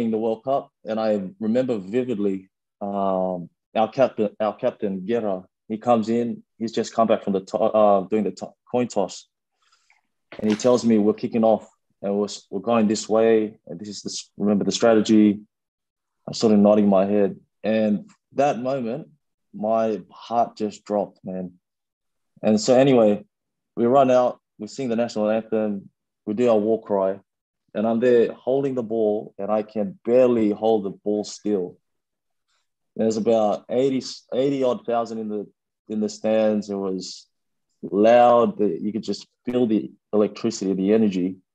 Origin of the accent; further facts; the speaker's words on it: Sydney, New South Wales, Australia; also born or lived in Fiji; growing up in Sydney, obviously wanting to be a rugby player, you aspire to become a wallaby. And like I, I grew up, the, the first eight, nine years of my life was in Fiji.